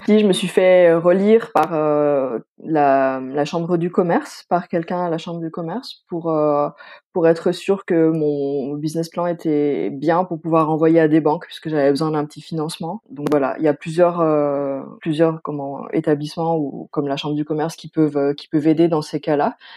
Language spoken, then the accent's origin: French; Pont-de-Beauvoisin, Auvergne-Rhône-Alpes, France; moved away as an adult; also born or lived in Stuttgart, Germany; now in Germany; je viens originairement de Pont-de-Beauvoisin. C'est une petite ville qui est située entre l'Isère et la Savoie, donc région Rhône-Alpes